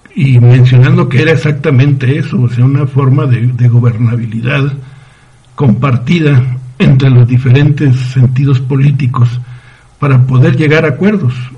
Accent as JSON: {"language": "Spanish", "town": "Ciudad Juárez", "region": "Chihuahua", "country": "Mexico", "moved": "as an adult", "said": "en mi tierra, en Ciudad Juárez"}